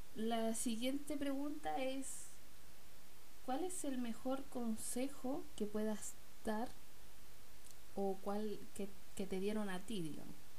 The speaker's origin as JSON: {"language": "Spanish", "country": "Chile", "said": "mi país, de Chile"}